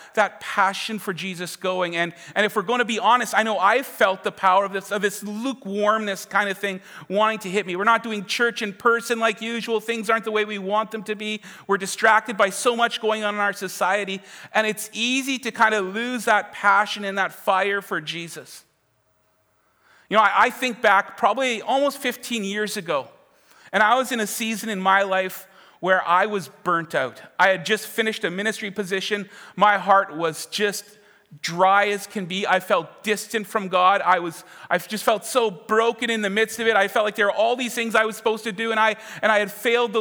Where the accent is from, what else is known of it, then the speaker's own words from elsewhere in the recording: Winkler, Manitoba, Canada; also born or lived in Winnipeg; I am from Winkler